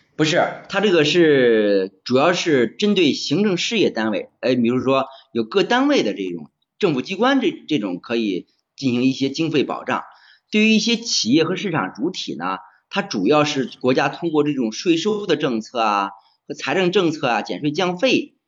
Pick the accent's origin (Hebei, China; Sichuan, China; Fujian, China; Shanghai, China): Hebei, China; Xingtai; 家是河北邢台的，啊，是一个公务员